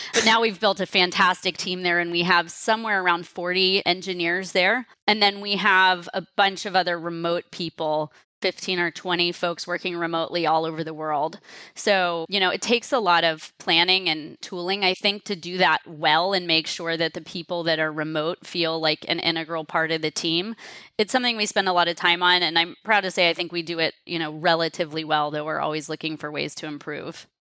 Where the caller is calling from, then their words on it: San Francisco, California, United States; San Francisco where I'm calling in from